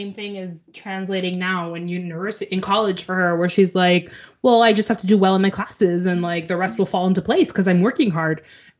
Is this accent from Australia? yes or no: no; Canada; as a Canadian.